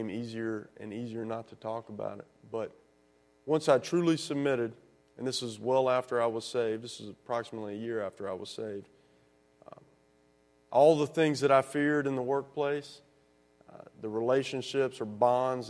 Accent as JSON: {"language": "English", "region": "the South", "country": "United States", "tie": "born or raised there", "said": "growing up in the South"}